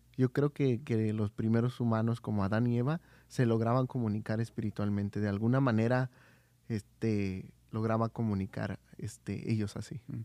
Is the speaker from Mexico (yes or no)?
yes; Oaxaca, Mexico; soy de Oaxaca